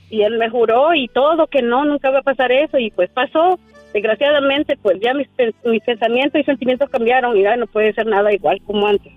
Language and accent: Spanish; Honduras; moved away; amigos de pues de mi juventud, de mi infancia allá en mi, en mi país, Honduras